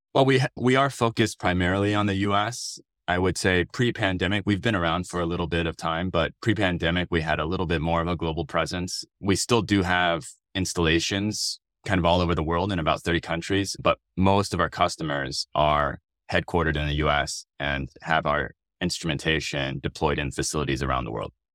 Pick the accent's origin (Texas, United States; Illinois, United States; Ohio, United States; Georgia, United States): Texas, United States; Austin; moved away as an adult; also born or lived in Stanford, California; I was born and raised in Austin, Texas